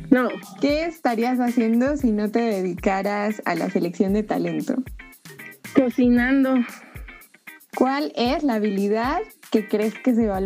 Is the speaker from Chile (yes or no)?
no; State of Mexico, Mexico; ¿Dónde naciste? En el Estado de México.